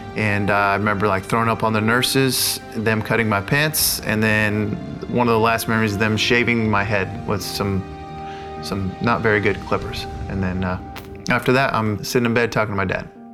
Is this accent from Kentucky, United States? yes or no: no; La Mirada, California, United States; I'm from La Mirada, California. I grew up there 18 years of my life until went to college